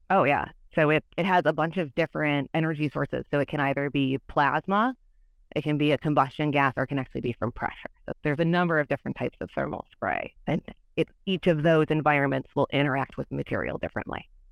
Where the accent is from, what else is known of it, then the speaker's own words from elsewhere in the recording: Michigan, United States; moved away; also born or lived in Illinois; I'm from Michigan, and my schooling is all in Illinois